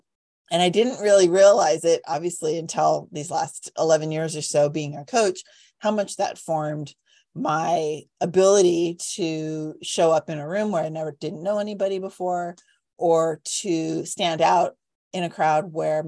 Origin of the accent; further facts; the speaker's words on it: Cupertino, California, United States; Growing up in Cupertino, it's very funny.